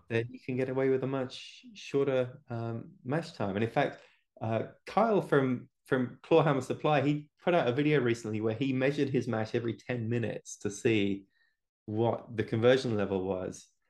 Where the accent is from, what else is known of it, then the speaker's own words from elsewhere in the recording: England, United Kingdom; now in United States; I live in America now, but I'm originally from England.